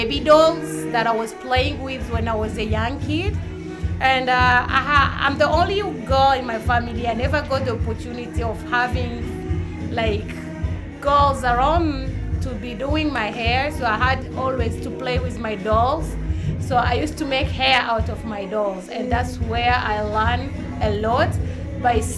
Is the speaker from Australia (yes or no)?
no; Burundi; now in United States; I'm originally from Burundi. I'm mixed with Tanzanian.